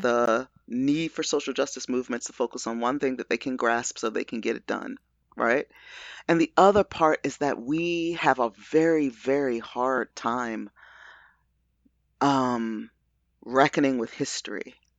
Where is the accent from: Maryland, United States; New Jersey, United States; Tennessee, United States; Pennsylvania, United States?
Maryland, United States; Baltimore; I'm a Baltimore nati-, native